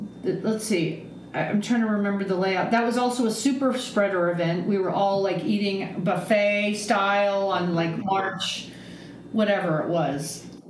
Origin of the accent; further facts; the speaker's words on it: Aptos, California, United States; Yeah, I'm from Santa Cruz, California. {S1} Okay. {S2} From a little town called Aptos.